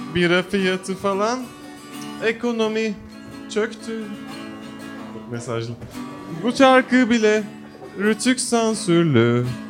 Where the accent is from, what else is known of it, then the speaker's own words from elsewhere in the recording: Bolu, Bolu Province, Turkey; moved away; ben de Bolulu olarak